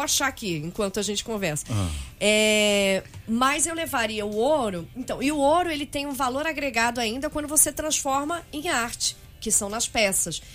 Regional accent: São Paulo, Brazil; eu nasci em São Paulo, como vocês perguntaram antes. Eu nasci em Arthur Alvim.

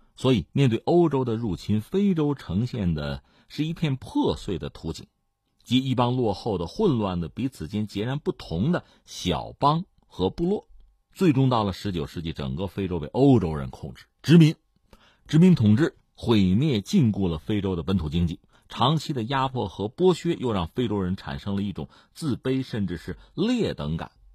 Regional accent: China; 我们中国人

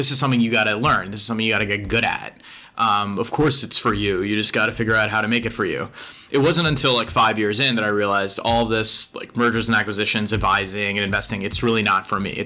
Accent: Long Island, New York, United States; I grew up in Long Island

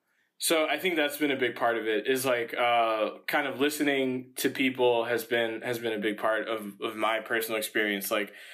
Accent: Dominican Republic; Yeah, since the riots and the protests started, I'm Dominican, mm-hmm. right?

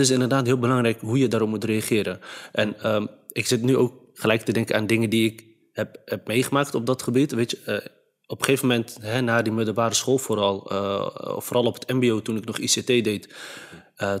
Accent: Netherlands; vanuit de Nederlandse cultuur waarin ik ben opgegroeid, via school en eh, omgeving

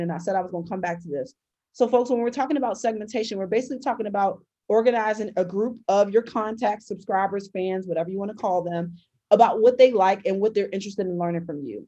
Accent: Baltimore, Maryland, United States; my dad was a really well-known high school and um, college coach in my hometown.

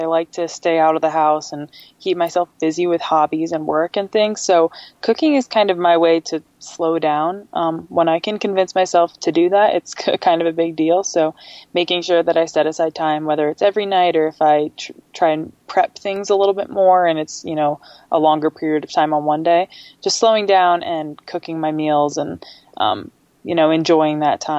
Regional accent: Nebraska, United States; So I grew up in Nebraska. We moved around a little bit. My dad was in the Army, so kind of moved around every few years growing up until we finally ended up in Nebraska for a while.

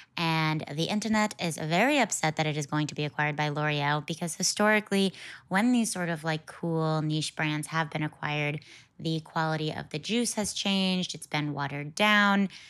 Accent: Connecticut, United States; I'm from Connecticut

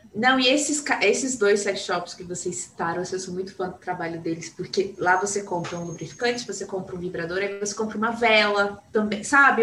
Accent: São Gonçalo do Sapucaí, Minas Gerais, Brazil; moved away; eu venho de uma cidade do sul de Minas chamada São Gonçalo Sapucaí, é uma cidade super conservadora.

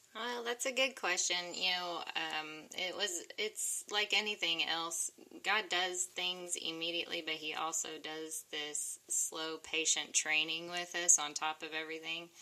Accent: Oklahoma, United States; I'm from Oklahoma. I'm a country girl

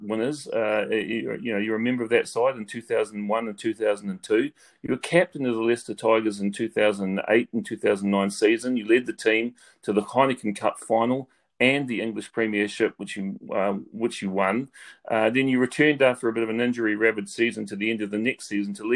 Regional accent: New Zealand; now in Ireland; I'm a New Zealander by birth

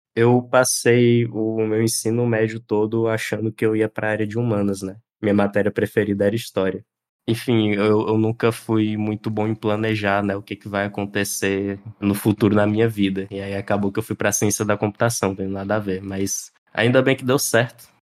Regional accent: Piauí, Brazil; tenho 26 anos, sou do Piauí

